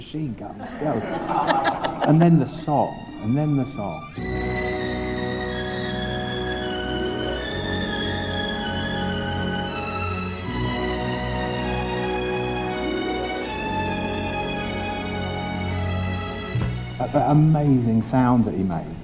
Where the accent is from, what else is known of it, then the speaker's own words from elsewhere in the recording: Luton, East of England, United Kingdom; I was born and brought up in Luton.